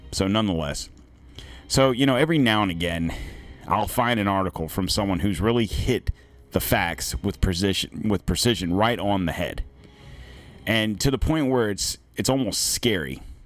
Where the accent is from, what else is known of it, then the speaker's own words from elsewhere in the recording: United States; as an American